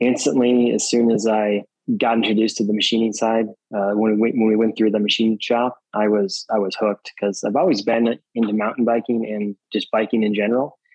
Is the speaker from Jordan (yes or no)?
no; Wisconsin, United States; I grew up in Wisconsin.